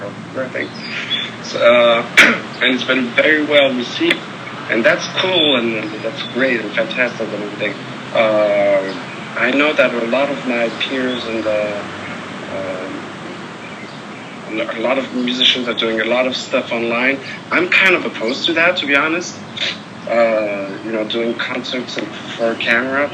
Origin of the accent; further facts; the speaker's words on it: Paris, Île-de-France, France; I grew up in Paris, France.